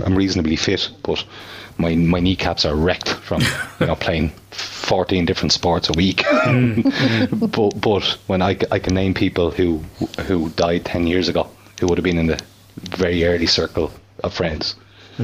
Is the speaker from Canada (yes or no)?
no; Bray, Leinster, Ireland; I'm from Bray